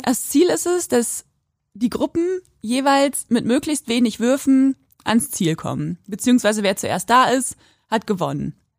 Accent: Quakenbrück, Lower Saxony, Germany; in Quakenbrück, da wo ich aufgewachsen bin

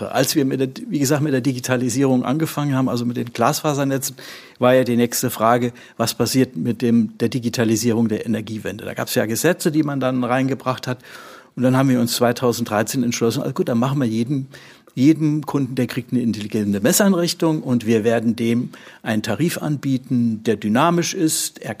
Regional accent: Schleswig-Holstein, Germany; können wir hier äh, als Schleswig-Holsteiner mit Hamburg und wir bestimmen in Hamburg, was läuft in der Infrastruktur.

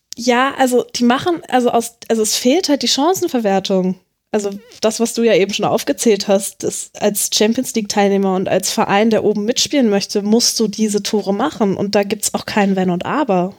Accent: Hanover, Lower Saxony, Germany; moved away; also born or lived in Munich; weil ich eigentlich gebürtige Hannoveranerin bin

